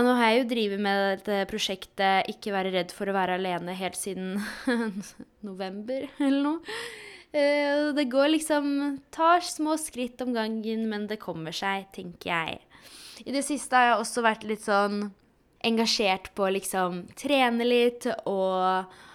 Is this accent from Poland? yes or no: yes; Poland; now in Norway; Jeg er jo fra Polen